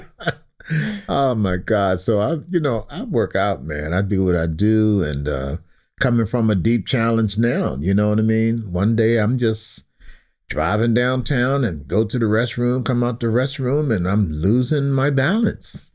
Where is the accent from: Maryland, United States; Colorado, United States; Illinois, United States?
Maryland, United States; Baltimore; I'm born and raised in West Baltimore